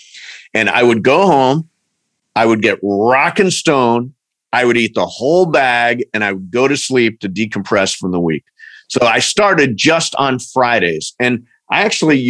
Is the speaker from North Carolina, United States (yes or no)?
no; Ohio, United States; moved away as an adult; now in Los Angeles, United States; I'm from Ohio. I've lived in California for 20 years